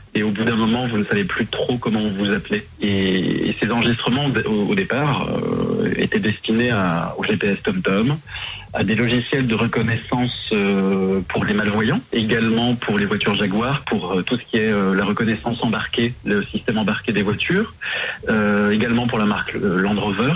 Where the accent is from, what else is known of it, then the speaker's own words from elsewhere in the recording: Morteau, Bourgogne-Franche-Comté, France; moved away as an adult; now in Paris, France; je suis originaire de, de Morteau dans le Haut-Doubs